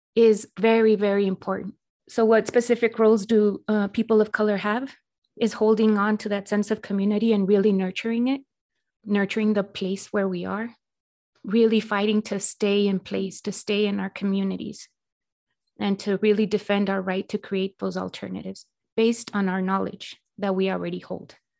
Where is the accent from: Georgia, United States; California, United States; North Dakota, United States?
California, United States; Los Angeles; now in El Paso, United States; I'm originally from Los Angeles, and I live in El Paso, Texas.